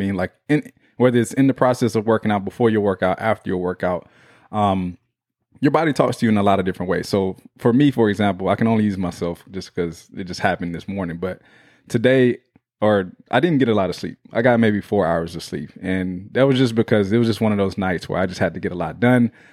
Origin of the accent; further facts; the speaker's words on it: Houston, Texas, United States; that's my hometown